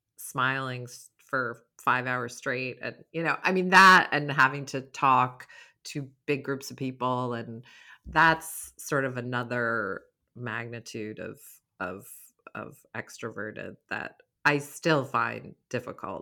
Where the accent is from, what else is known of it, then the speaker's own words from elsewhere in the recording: Stockbridge, Massachusetts, United States; moved away; also born or lived in St. Croix, US Virgin Islands; My hometown is Stockbridge